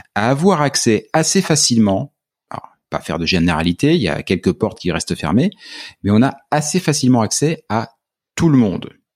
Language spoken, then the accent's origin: French; France; moved away as an adult; au moment où je suis parti de France